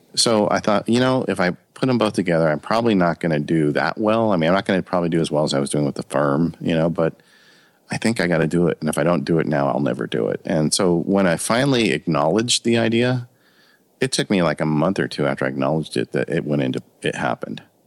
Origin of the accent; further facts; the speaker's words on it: Ontario, California, United States; I grew up in Ontario, California, which is um, a suburb um, about 30, 40 miles east of Los Angeles.